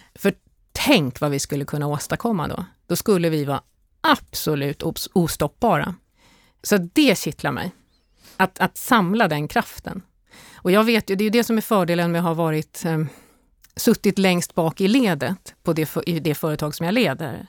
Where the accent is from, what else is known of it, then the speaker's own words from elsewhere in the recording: Stockholm, Stockholm County, Sweden; moved away as an adult; also born or lived in Åland; jag har mina rötter på Åland men jag är faktiskt född i, i Stockholm